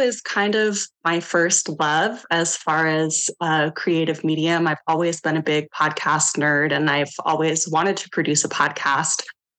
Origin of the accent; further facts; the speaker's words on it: Homer, Alaska, United States; my upbringing in Homer